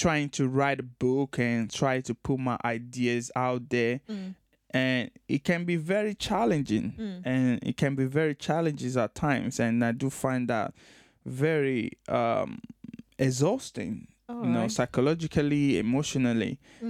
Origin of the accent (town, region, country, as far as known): Nigeria; born or raised there